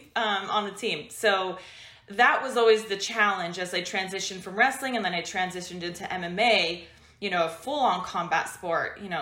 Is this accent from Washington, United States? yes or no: yes; Washington, United States; moved away as an adult; also born or lived in California; I'm from Washington State in the US, and I moved to California to train with a better team